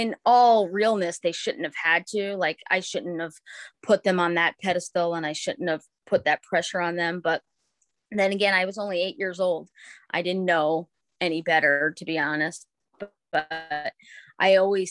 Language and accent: English; Ossining, New York, United States; moved away as an adult; now in Connecticut, United States; I grew up in Westchester, New York, which is in Ossining, which is that's where Sing Sing the prison is. But I all through everything until I was 18 years old, we lived there